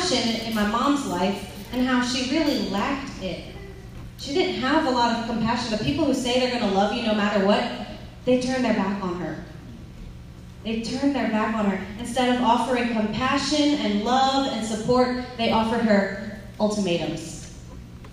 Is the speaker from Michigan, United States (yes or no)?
no; Lafayette, Louisiana, United States; also born or lived in California; I'm from Lafayette